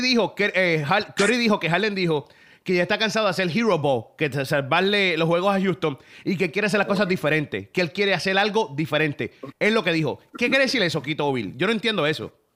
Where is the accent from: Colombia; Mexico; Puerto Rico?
Puerto Rico; Caguas; yo soy de Cagua